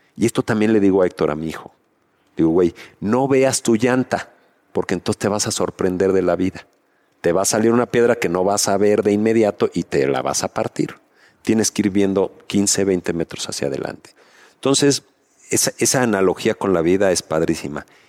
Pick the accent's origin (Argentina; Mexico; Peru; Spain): Mexico; como mexicanos